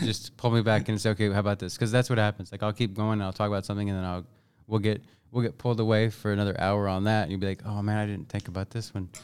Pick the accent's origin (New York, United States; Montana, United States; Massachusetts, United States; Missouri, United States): Missouri, United States; Bethany; also born or lived in Kansas City, Kansas; I was, uh, born at K U Medical Center, uh, local, right? And then at some point in my young age, uh, we moved north to a place called Bethany, Missouri